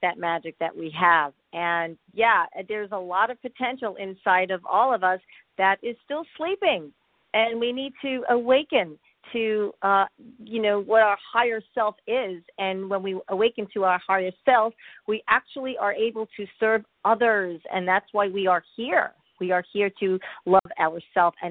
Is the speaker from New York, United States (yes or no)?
yes; suburbs of New York, United States; also born or lived in Connecticut; So I was born in Connecticut and raised in the suburbs of New York